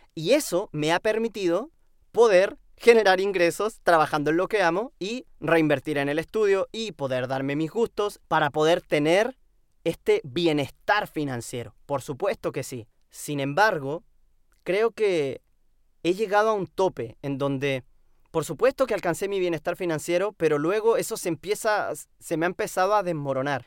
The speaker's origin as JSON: {"language": "Spanish", "country": "Chile", "said": "aquí, en mi tierra, en mi casa, en, Chile"}